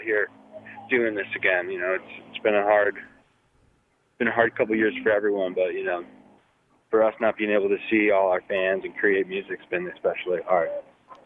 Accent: Whitefish, Montana, United States; my hometown is Whitefish, Montana

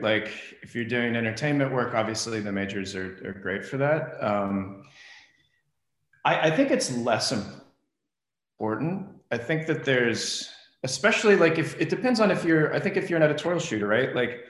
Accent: Midwest, United States; also born or lived in Los Angeles; now in Phoenix, United States; So I was, I went to school here, and then I'm originally from the Midwest.

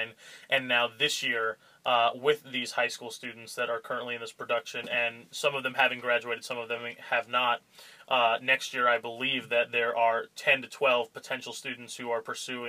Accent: Allentown, Pennsylvania, United States; now in Alpena, United States; I'm originally from Allentown, Pennsylvania, you know, an hour north of Philadelphia and 2 hours south of New York City

